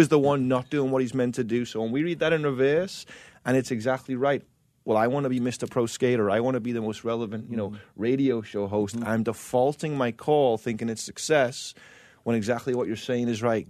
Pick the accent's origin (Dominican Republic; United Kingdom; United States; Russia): United Kingdom; England; I grew up in England